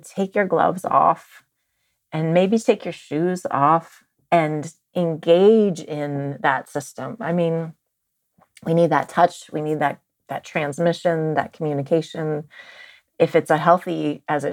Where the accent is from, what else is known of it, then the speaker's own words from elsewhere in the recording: Marin County, California, United States; I grew up in Marin County